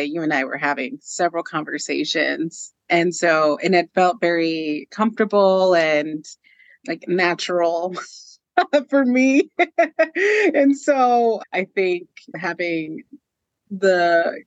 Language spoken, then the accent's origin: English; Houston, Texas, United States; I grew up in Houston, Texas, born and raised